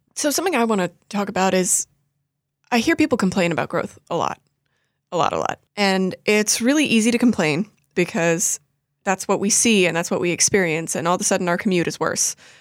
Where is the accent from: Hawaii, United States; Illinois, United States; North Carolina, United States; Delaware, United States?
North Carolina, United States; Raleigh; moved away as an adult; now in Charleston, United States; I am from Raleigh, North Carolina